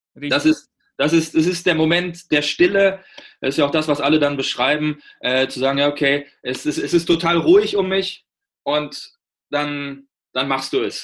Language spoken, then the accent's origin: German; Germany; bei uns in Deutschland